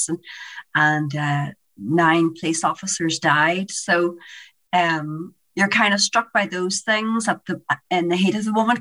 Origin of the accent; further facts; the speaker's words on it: Newry, Northern Ireland, United Kingdom; also born or lived in Holywood, County Down; I grew up in Hollywood, which is a really nice area on the outside of Belfast